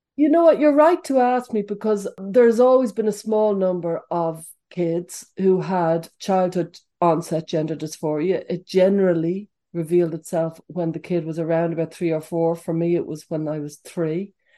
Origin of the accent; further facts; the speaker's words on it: Dublin, Leinster, Ireland; I was growing up in Dublin in the 70s and the 80s.